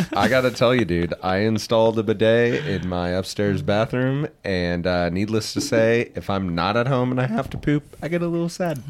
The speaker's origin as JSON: {"language": "English", "region": "Midwest", "country": "United States", "said": "we're from the Midwest"}